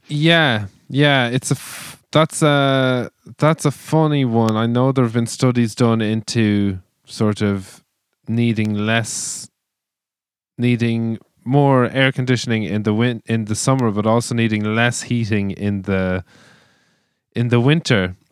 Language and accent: English; Ireland; us as Irish people have built our culture with and around